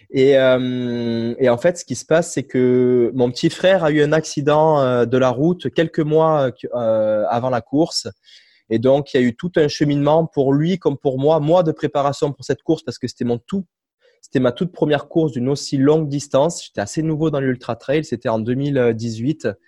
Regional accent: Cavaillon, Provence-Alpes-Côte d'Azur, France; moved away as an adult; also born or lived in Guadeloupe; now in Montreal, Canada; je suis originaire euh, du sud de la France, Cavaillon, une petite, ville dans le sud-est, proche de Marseille

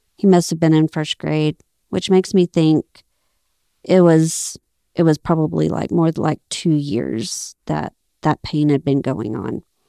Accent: Abilene, Texas, United States; moved away as an adult; I grew up in Abilene, Texas. We moved there when I was, uh, in first grade. So, basically, all my life in Abilene.

